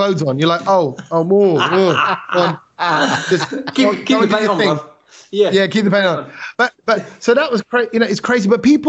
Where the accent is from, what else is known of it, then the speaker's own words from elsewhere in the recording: United Kingdom; I'm British